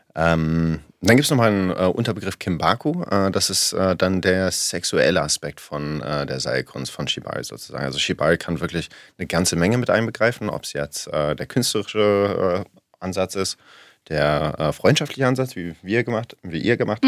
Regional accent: Berlin, Germany; Ich bin in Berlin groß geworden

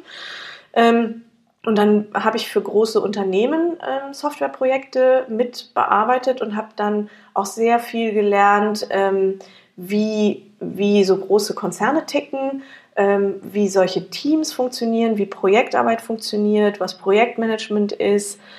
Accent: near Frankfurt, Hesse, Germany; ich komme aus der Nähe von Frankfurt

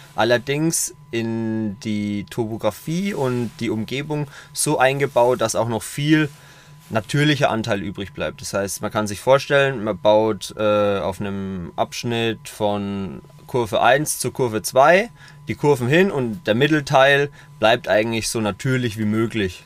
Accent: Coburg, Bavaria, Germany; 2016 habe ich ein Burgerrestaurant in meiner Heimatstadt eröffnet in Coburg

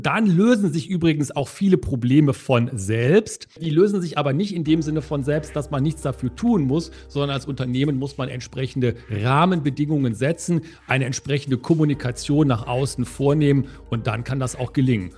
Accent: Germany; als Deutsche

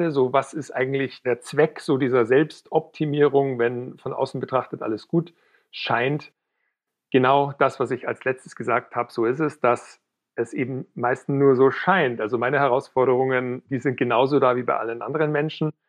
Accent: Weilheim, Bavaria, Germany; now in Munich, Germany; ich komme ursprünglich aus Weilheim in Oberbayern, wohne mittlerweile in München

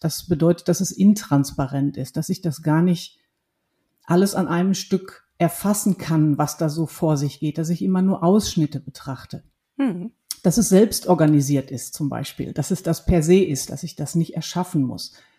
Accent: Ruhr area, North Rhine-Westphalia, Germany; ich bin ein Kind des Ruhrgebiets. Das sind meine Wurzeln.

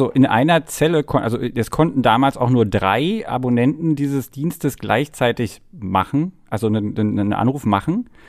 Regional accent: East Germany, Germany; ich bin ja in der DDR groß geworden, wir hatten kein Telefon bis zur Wende.

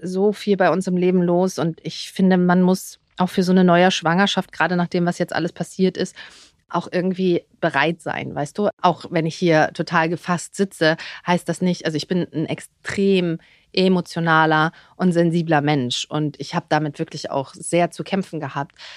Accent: Dithmarschen, Schleswig-Holstein, Germany; moved away as an adult; also born or lived in Berlin; now in Dubai, United Arab Emirates; ich bin ja im Norden groß geworden, Dithmarschen, Schleswig-Holstein, da um die Ecke, direkt an der Nordsee, am Deich.

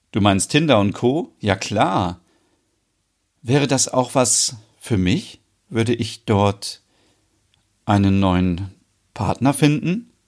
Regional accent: Sweden; Ich habe daher schon öfters als Schwedin erlebt, dass männliche Touristen denken, alle Schwedinnen seien für Sex empfänglich und man könnte uns plump anmachen.

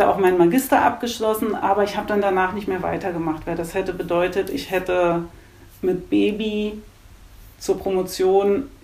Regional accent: Germany; Also … kommt, weil ich komme von der Elbe. Also ich mhm. bin in so einem ganz kleinen Kaff aufgewachsen in der Nähe der Elbe.

